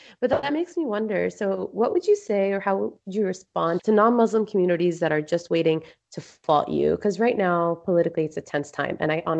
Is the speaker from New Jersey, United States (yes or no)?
yes; New Jersey, United States; I grew up in New Jersey